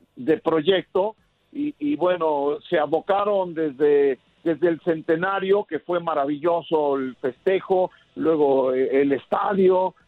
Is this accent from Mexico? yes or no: yes; Mexico; como mexicano